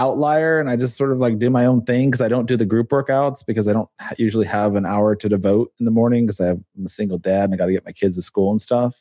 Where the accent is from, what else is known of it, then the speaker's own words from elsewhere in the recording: Colorado Springs, Colorado, United States; moved away; I was actually born in Colorado. I was born in Colorado Springs.